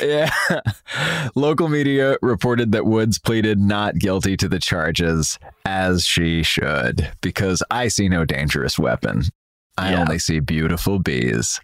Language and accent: English; New York City, New York, United States; growing up in Manhattan